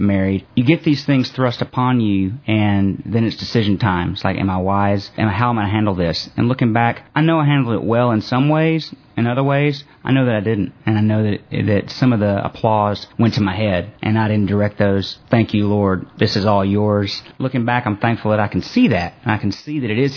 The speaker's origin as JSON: {"language": "English", "town": "Memphis", "region": "Tennessee", "country": "United States", "tie": "born or raised there", "said": "this is my hometown. Born and raised here"}